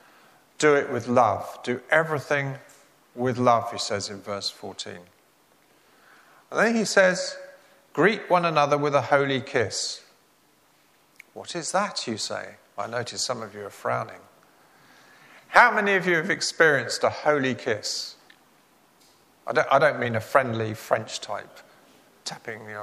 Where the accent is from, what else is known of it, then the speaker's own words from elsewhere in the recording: England, United Kingdom; As an Englishman